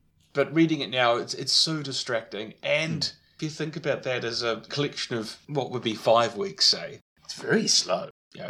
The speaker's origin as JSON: {"language": "English", "country": "New Zealand", "tie": "born or raised there", "said": "growing up in New Zealand, I don't have a frame of reference."}